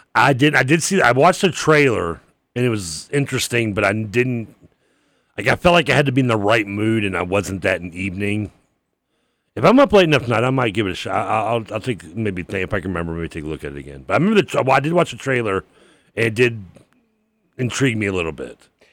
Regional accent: Louisville, Kentucky, United States; growing up in Briarwood

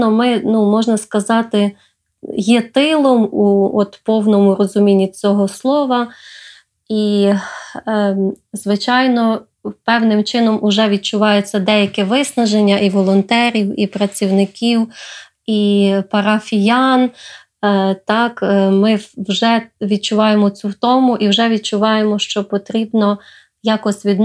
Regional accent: Ukraine; Е, в мене е, дитинство проходило в різних регіонах України.

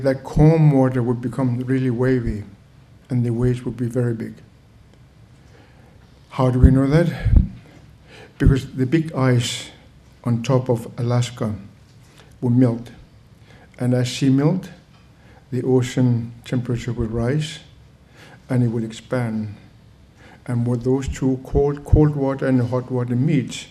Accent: Greenland; I come from Greenland, which is just northeast of Howard University

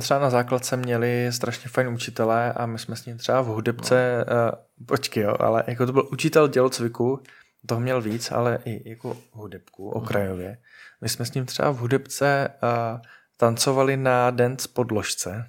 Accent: Moravia, Czechia; jsme Moraváci a jsme na Moravě

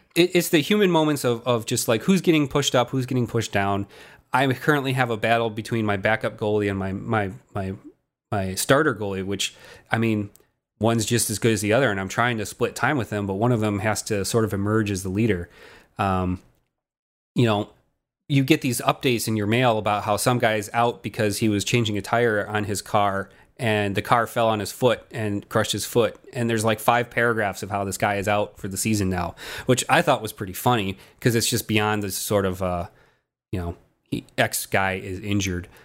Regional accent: Chicago, Illinois, United States; we're we're roughly the same age, and we came from the Chicagoland area

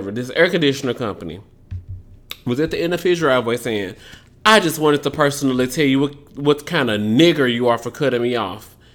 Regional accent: Southern United States, United States; accent: southern; Cause y'all always make fun of my southern accent.

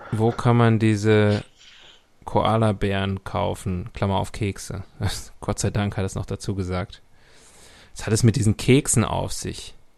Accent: Leverkusen, North Rhine-Westphalia, Germany; now in Munich, Germany; meine Heimatstadt Leverkusen

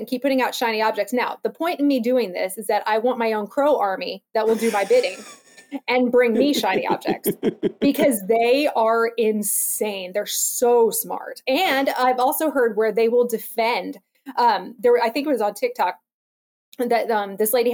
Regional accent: Alaska, United States; I grew up in Alaska, and we have ravens up there

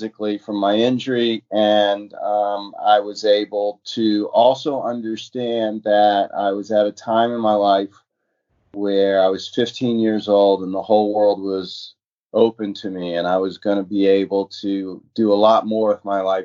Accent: Oakland, California, United States; My hometown is Oakland, California

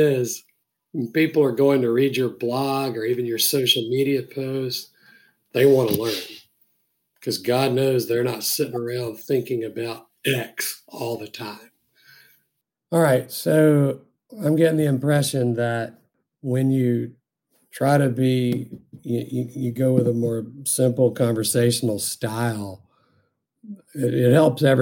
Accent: Deep South, United States; I grew up in the Deep South, and the way I speak is very colloquial

